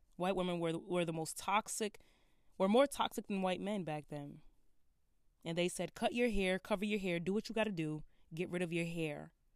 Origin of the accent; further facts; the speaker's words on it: Brooklyn, New York, United States; I'm from Brooklyn